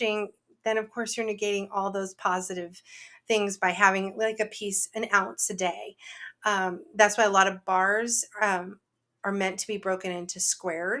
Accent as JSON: {"language": "English", "area": "near San Francisco", "region": "California", "country": "United States", "tie": "born or raised there", "said": "I grew up near San Francisco, which is the home of Ghirardelli"}